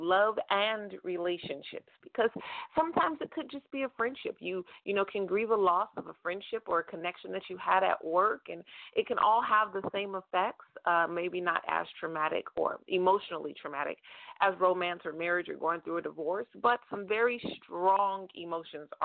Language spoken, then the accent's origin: English; United States; I am an American, and I have only lived in America